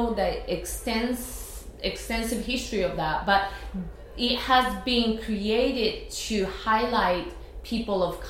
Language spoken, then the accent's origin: English; Japan; born or raised there; first language Japanese; English is a second language; moved away as an adult; now in New York, United States